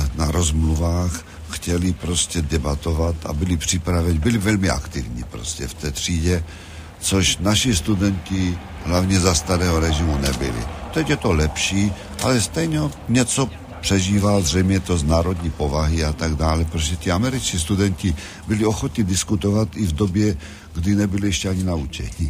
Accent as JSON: {"language": "Czech", "area": "Hlučín Region", "region": "Moravian-Silesian Region", "country": "Czechia", "tie": "born or raised there", "also_born_or_lived": "Olomouc", "moved": "yes", "said": "to Hlučínsko, ze kterého já pocházím a kde jsem se narodil v Královcích"}